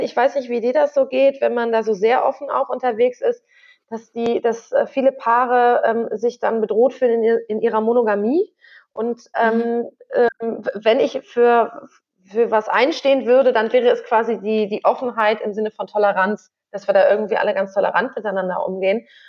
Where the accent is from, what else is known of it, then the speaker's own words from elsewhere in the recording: Northern Germany, Germany; moved away as an adult; also born or lived in Göttingen; wir kommen beide aus Norddeutschland